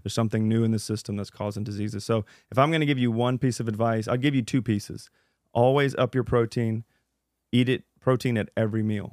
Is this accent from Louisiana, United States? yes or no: yes; Louisiana, United States; I'm from Louisiana.